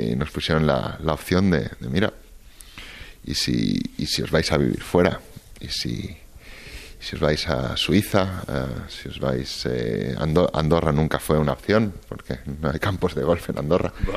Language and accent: Spanish; Barcelona, Catalonia, Spain; yo soy catalán, yo soy español y soy muy, muy, muy de Barcelona